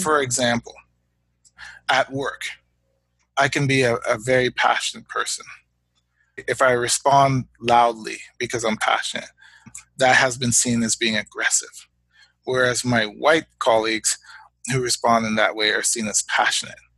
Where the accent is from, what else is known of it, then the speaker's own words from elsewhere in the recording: Hamilton, Ontario, Canada; also born or lived in United States; now in Guelph, Canada; I was born in Hamilton, Ontario, in Canada, um, to parents of Guyanese heritage.